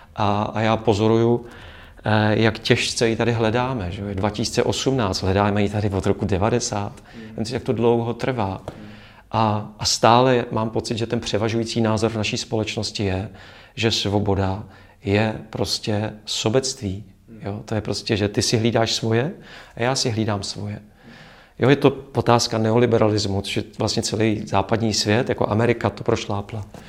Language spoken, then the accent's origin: Czech; Czechia